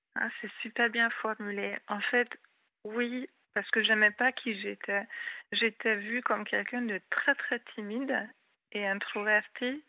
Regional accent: Hungary; first language Hungarian; French is a second language; moved away as an adult; also born or lived in Rhône-Alpes, France; now in France; je suis hongroise

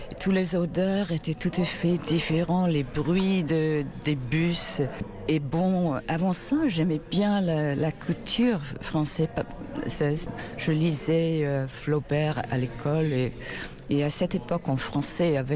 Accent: England, United Kingdom; French is a second language; Quand j'avais 17 ans, je suis allée à Paris. C'était la première fois que j'ai quitté Angleterre aussi, j'ai grandi à la campagne

